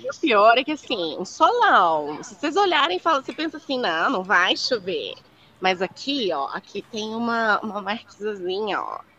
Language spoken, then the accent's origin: Portuguese; Minas Gerais, Brazil; accent: mineiro; also born or lived in London; now in Paraná, Brazil; Eu sou mineira